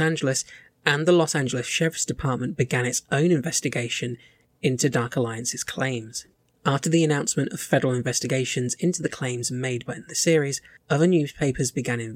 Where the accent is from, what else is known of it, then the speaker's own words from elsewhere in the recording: United Kingdom; we're British as well